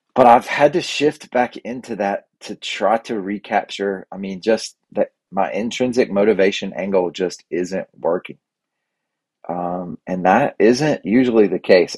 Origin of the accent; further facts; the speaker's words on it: United States; I'm from Cleveland County.